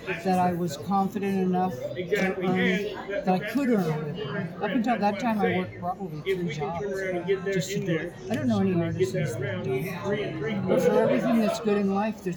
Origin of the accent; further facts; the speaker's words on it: Northern Arizona, United States; also born or lived in Northern Nevada; now in Nevada, United States; I was raised in Arizona. I was raised in Northern Arizona and not far from the Navajo Reservation.